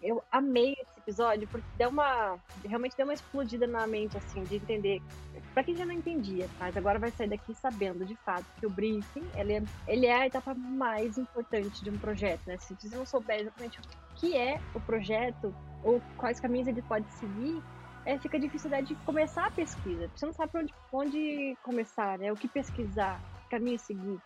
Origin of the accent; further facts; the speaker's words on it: Brazil; eu sou brasileira